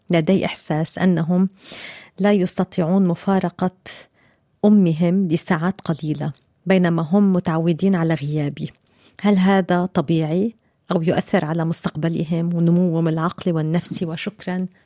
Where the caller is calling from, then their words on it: Iraq; ومن العراق السلام عليكم أنا متابعكم من العراق